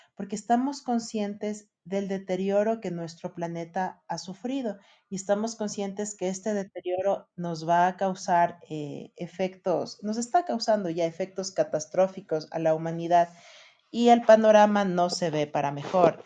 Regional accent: Ecuador; en países como el nuestro

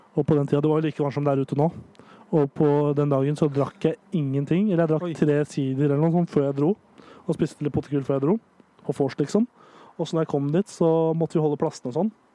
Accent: Nittedal, Akershus, Norway; Der er Nittedal kommune der jeg kommer fra

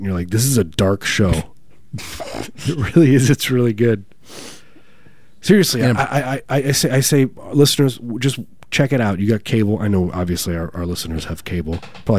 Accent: Chicagoland, Illinois, United States; born or raised there

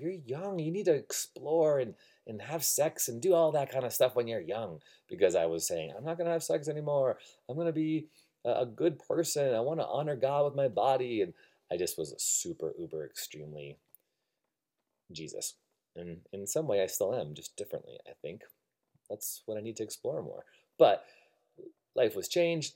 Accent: Illinois, United States; moved away as an adult; also born or lived in Evanston, Illinois / Algonquin, Illinois / Buffalo Grove, Illinois / Rockford, Illinois; now in Redwood City, United States; I moved out from Chicago, Illinois, born and uh, raised 20 some years of my life in Illinois

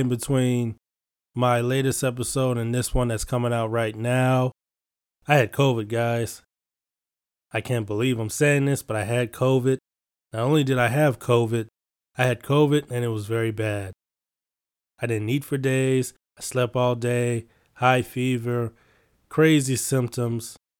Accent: Chicago, Illinois, United States; I'm from Chicago

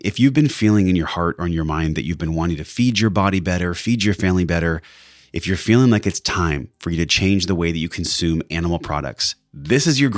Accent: San Diego, California, United States; a Bachelor of Science from SDSU, my hometown

